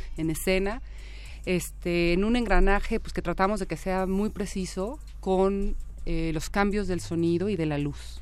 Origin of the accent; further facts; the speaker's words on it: Mexico; yo siendo mexicana, clase media